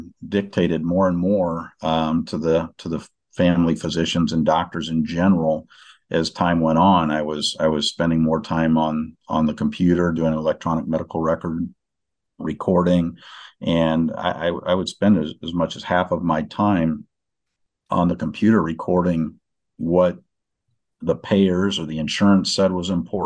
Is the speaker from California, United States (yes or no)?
no; Northwest Iowa, United States; moved away; also born or lived in Des Moines, Iowa; we moved and went to Northwest Iowa. And, that was my hometown where I am now